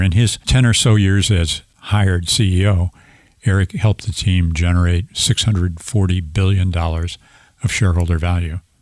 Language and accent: English; St. Louis, Missouri, United States; I'm an engineer from Saint Louis, Missouri.